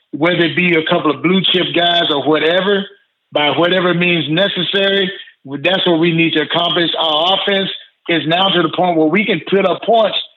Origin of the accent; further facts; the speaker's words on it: Mississippi, United States; moved away; also born or lived in Los Angeles, California; I was I was growing up in Mississippi at that time.